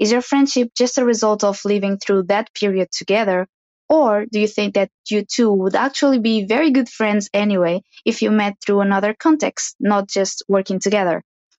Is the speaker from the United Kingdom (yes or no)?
no; Portugal; I'm from Portugal.